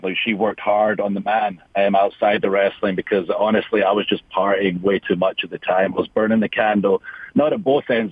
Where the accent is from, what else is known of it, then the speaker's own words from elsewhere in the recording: Scotland, United Kingdom; moved away; growing up in Scotland and the sacrifices my family had to make